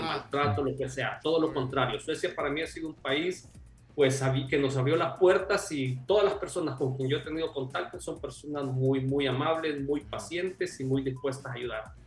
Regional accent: El Salvador; moved away as an adult; now in Sweden; nosotros como latinos, donde venimos del Salvador

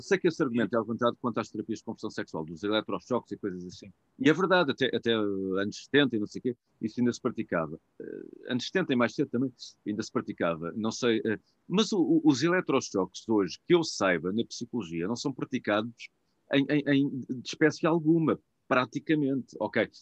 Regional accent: Portugal; eu também, enquanto português, eu sou português

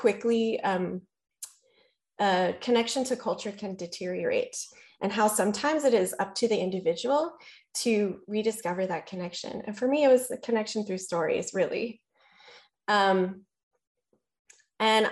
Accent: Hawaii, United States; as a Hawaiian person, but as a librarian as well

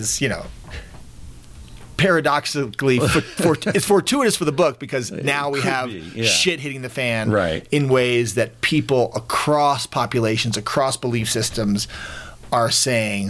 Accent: Woodstock, New York, United States; I was born in Woodstock in 1969 to some flower children

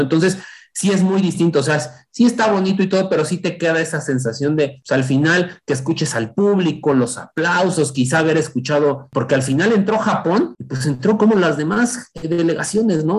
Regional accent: Mexico; como mexicanos

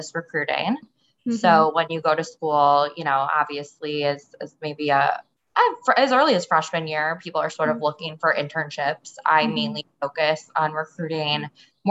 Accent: Chicago, Illinois, United States; moved away as an adult; also born or lived in Indiana; now in San Francisco, United States; I am born and raised in Chicago

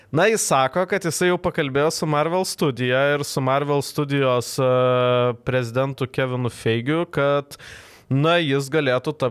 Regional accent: Lithuania; aš gimiau Lietuvoje, netropikuose

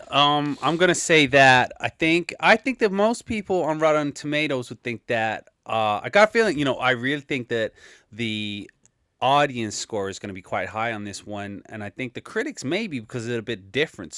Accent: London, United Kingdom; where I grew up in Southeast London.

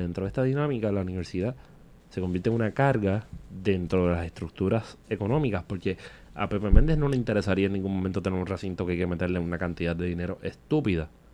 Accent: Vega Baja, Puerto Rico; yo me crié en los 90 en Vega Baja

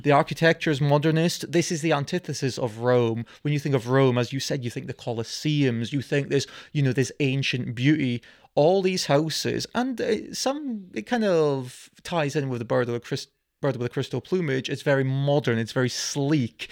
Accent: United Kingdom; We are of this nationality

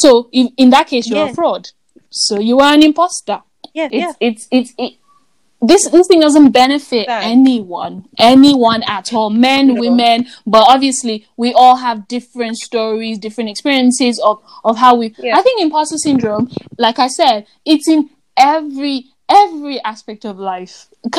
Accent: Nigeria; especially as an African man, as a Nigerian man, you have to have certain things, you have to do certain things, you have to know how to do certain things.

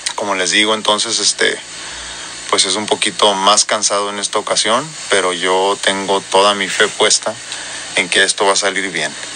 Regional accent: northern Mexico, Mexico; accent: norteño; con mi acento más marcado y más norteño

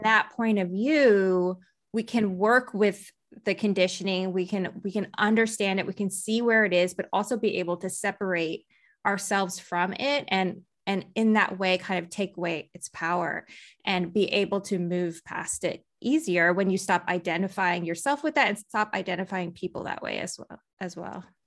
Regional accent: Texas, United States; I grew up in Texas

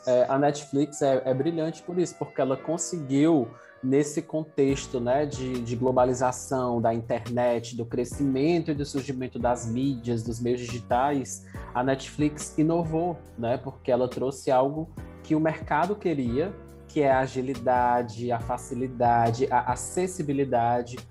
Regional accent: Fortaleza, Ceará, Brazil; Eu sou de Fortaleza, Ceará.

